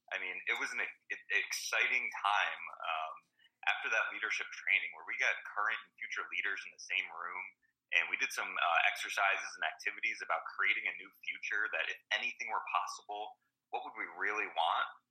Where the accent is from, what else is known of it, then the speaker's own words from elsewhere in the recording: Sand Lake, New York, United States; been the president of a nonprofit uh, ambulance service in my hometown